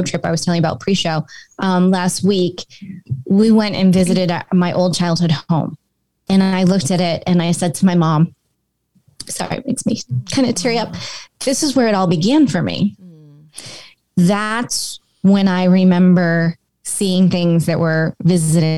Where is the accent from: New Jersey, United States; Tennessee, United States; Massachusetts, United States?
Massachusetts, United States; Cape Cod; moved away as an adult; also born or lived in Boulder, Colorado; I grew up on Cape Cod